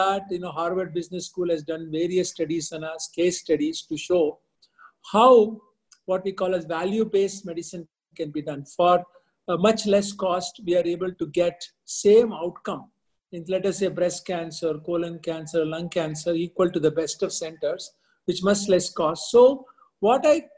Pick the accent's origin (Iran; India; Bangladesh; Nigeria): India; moved away as an adult; also born or lived in Midwest, United States / Boston, United States; I was from India